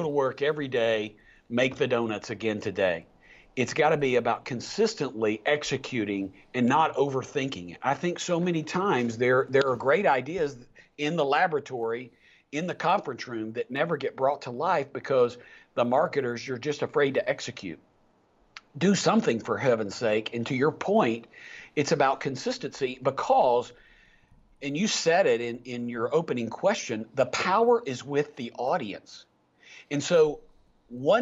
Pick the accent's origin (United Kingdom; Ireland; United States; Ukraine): United States; East Tennessee; I was a redneck from East Tennessee